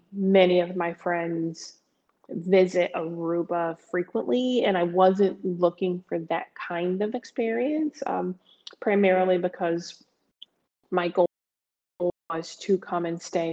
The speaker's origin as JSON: {"language": "English", "region": "Pennsylvania", "country": "United States", "also_born_or_lived": "greater New York area", "said": "I'm from the greater New York area. I'm from Pennsylvania."}